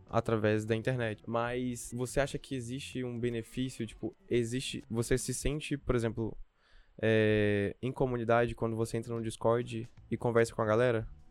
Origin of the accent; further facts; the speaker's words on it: interior of Espírito Santo, Brazil; now in São Paulo, Brazil; do interior do Espírito Santo, de onde eu vim